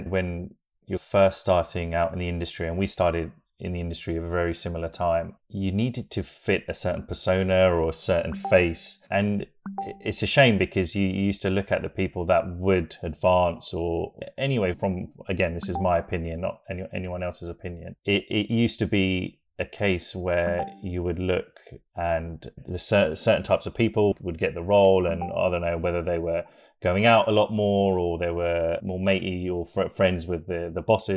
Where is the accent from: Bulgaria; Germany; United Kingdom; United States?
United Kingdom; Hertfordshire, East of England; born in the UK, just outside of London, a little place in Hertfordshire